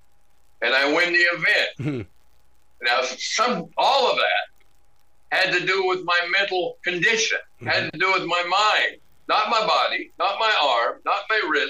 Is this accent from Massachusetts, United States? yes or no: no; Sandpoint, Idaho, United States; also born or lived in Jordan, Montana; My hometown is 3,000 now. I get in the ring, and the loudspeaker goes, "And now, from Sandpoint, Idaho